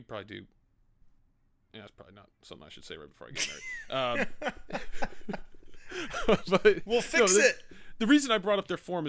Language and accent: English; New York City, New York, United States; I'm from New York, baby. Harlem. The Bronx.